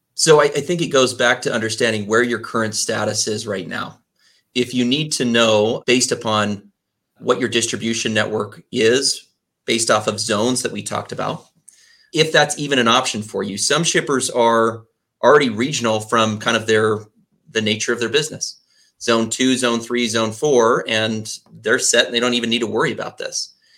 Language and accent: English; Texas, United States; I grew up in Texas, and that's where I learned the phrase from.